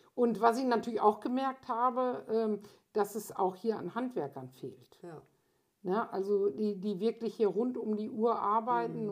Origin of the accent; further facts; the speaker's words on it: Lemgo, North Rhine-Westphalia, Germany; ich komme aus Lemgo